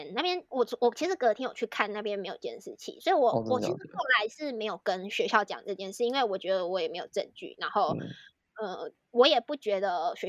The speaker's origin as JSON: {"language": "Chinese", "country": "Taiwan", "said": "然后我就说：“啊、哦，我是台湾人啊。”这样，然后我真的没有太觉得这句话有什么意思，我当下真的真的没有想到任何政治的东西。"}